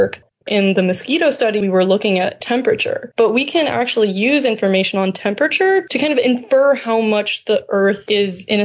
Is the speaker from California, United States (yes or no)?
yes; California, United States; As a Californian